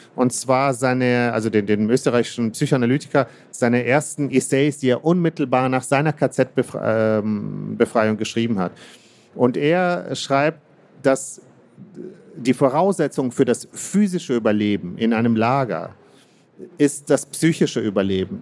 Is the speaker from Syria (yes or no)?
no; Kazakhstan; moved away; ich bin in Kasachstan ähm, geboren